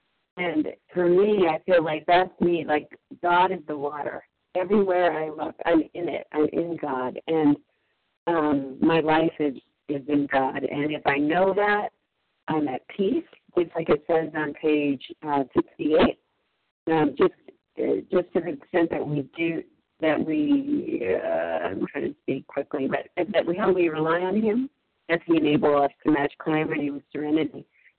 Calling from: Massachusetts, United States; I'm calling in from Massachusetts

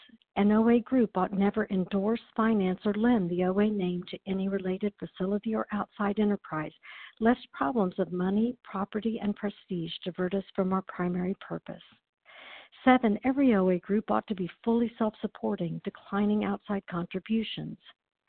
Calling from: Chattanooga, Tennessee, United States; I'm calling in from Chattanooga, Tennessee

